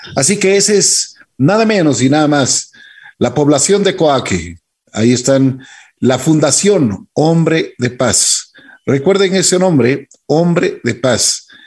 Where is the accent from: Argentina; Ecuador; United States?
Ecuador; Nosotros como ecuatorianos